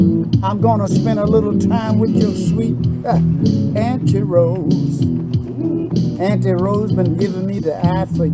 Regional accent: United States; I'm an American

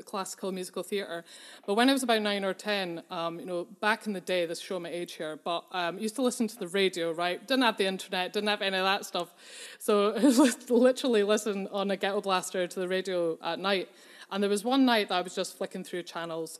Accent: Edinburgh, Scotland, United Kingdom; I was born and brought up in Edinburgh to two very musical parents.

